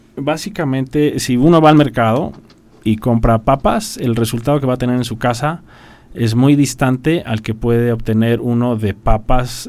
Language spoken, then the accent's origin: Spanish; Querétaro, Mexico; yo soy queretano